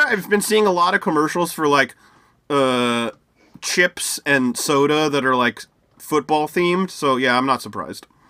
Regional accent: United States; I'm from the US

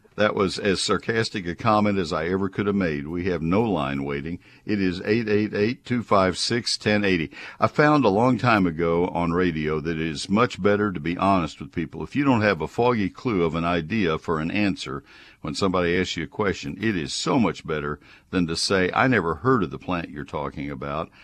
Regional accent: College Station, Texas, United States; I grew up in College Station. I grew up learning how to garden in the Brazos County soil

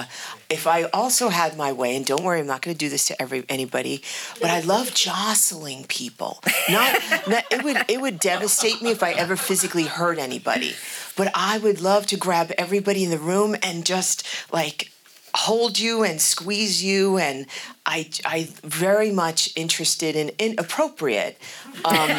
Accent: New York City, New York, United States; I grew up in New York City and I was born in the Bronx.

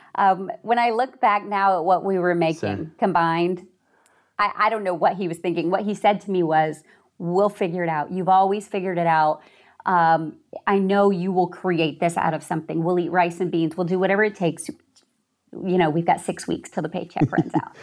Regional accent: Hollywood, Florida, United States; I was born in Hollywood, Florida

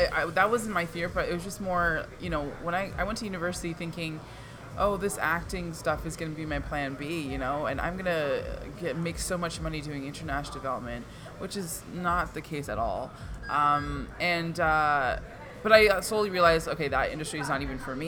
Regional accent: Markham, Ontario, Canada; first language Punjabi; also born or lived in Scarborough, Ontario; now in Brampton, Canada; I was born in Scarborough, lived there till I was 11, and then moved to Markham

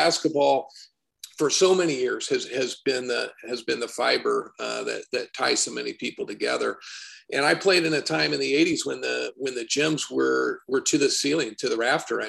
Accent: Warsaw, Indiana, United States; And an area where I grew up, and I was eager to leave Indiana.

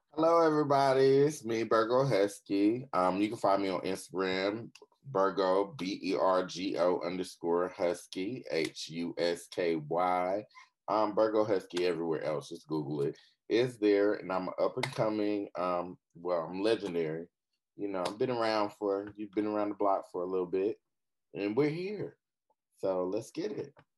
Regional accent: Fayetteville, North Carolina, United States; I'm from Fayetteville, North Carolina, aka Vietnam. I'm uh, born and raised

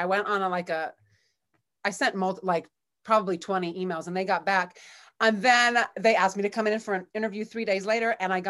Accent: California, United States; now in Ann Arbor, United States; I moved from California. I'm a California girl who spent a lot of time in Ann Arbor.

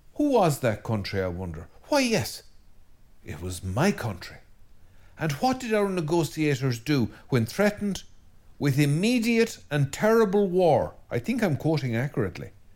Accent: Ireland; as an Irishman and as an Irish Christian and priest

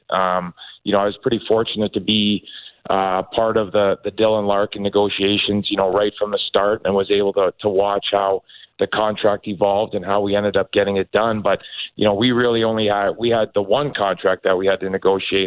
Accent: Toronto, Ontario, Canada; moved away; also born or lived in Detroit; I grew up in Toronto. Uh, grew up going to Maple Leaf Gardens uh, with my dad

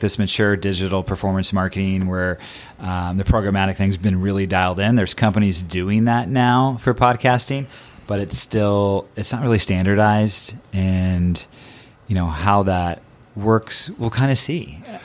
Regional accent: Southern Oregon, United States; I grew up in Southern Oregon

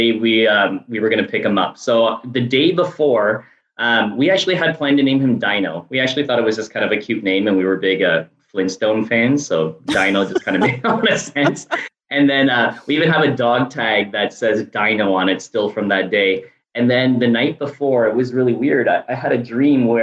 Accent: Canada; now in Miami, United States; I'm actually Canadian originally, now living in Miami

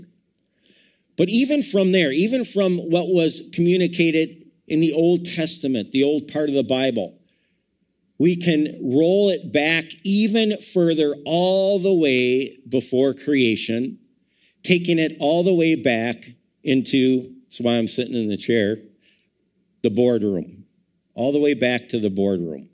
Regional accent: Madison, Wisconsin, United States; I was born in Madison, Wisconsin

